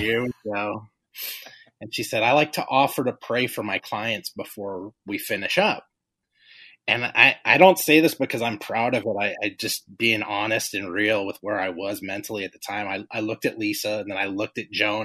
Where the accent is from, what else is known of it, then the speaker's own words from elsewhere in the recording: Los Angeles, California, United States; moved away as an adult; also born or lived in Carson, California; now in Illinois, United States; we grew up in South Central Los Angeles